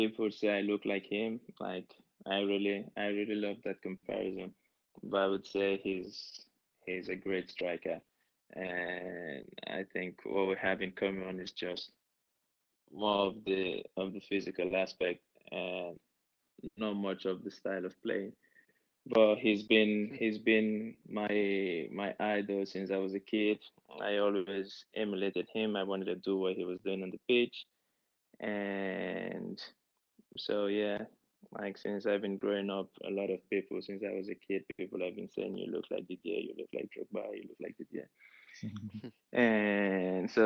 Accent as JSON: {"language": "English", "country": "Italy", "tie": "born or raised there", "moved": "as an adult", "lives_now": "Croatia", "said": "So I grew up in Italy. I moved to Italy when I was a kid."}